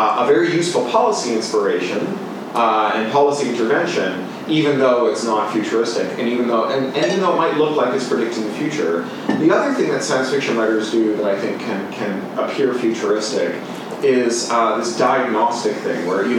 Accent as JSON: {"language": "English", "country": "Canada", "also_born_or_lived": "United Kingdom", "moved": "yes", "said": "As a Canadian who then lived in the UK"}